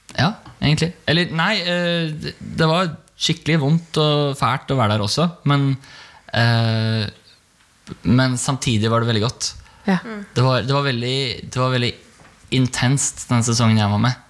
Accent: Bærum, Akershus, Norway; Jeg kommer fra Bærum

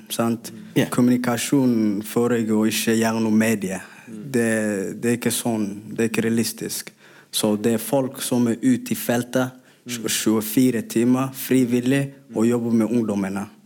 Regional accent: Somalia; Norwegian is a second language; now in Norway; Og tingen er, når vi kommer til Norge ikke, Jeg kommer fra Somalia, så jeg er ikke somalier her. Og jeg er ikke norsk.

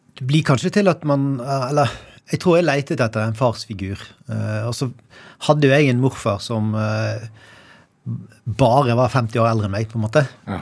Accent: Bergen, Vestland, Norway; also born or lived in Arna / Sandviken / Danmarksplass; Jeg vokste mest opp eller jeg vokste opp i Åsane den tiden som har betydd mest for meg

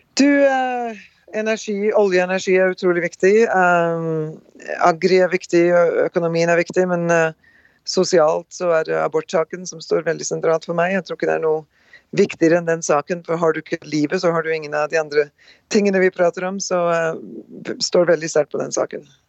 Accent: Rjukan and Skien, Vestfold og Telemark, Norway; moved away as an adult; now in North Dakota, United States; Født og oppvokst på Rjukan og Skien, eh, Norge. Reiste ut ja, 38 år siden nå. Gift og bor på svær gård i Nord-Dakota

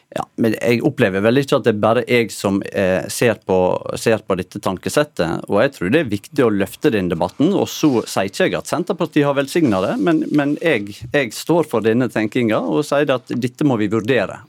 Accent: Norway; du hører på dialekten min at jeg er oppvoksen tett opp mot sunnmørsgrensa

